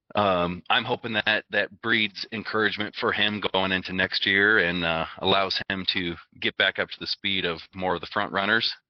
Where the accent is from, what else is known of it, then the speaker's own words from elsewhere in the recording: Arizona, United States; I grew up in Arizona